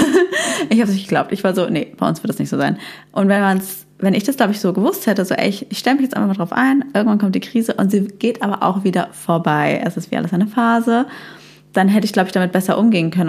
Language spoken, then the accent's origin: German; Heidelberg, Baden-Württemberg, Germany; moved away; in meine Heimatstadt Heidelberg